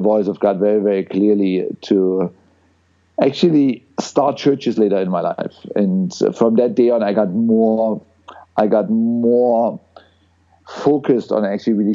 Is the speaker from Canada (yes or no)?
no; East Germany, Germany; I grew up in East Germany